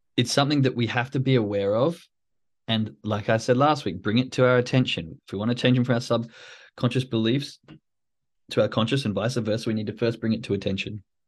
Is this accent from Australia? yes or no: yes; Australia; moved away; I'm from Australia, so the rain sort of comes with fifteen, twenty degree heat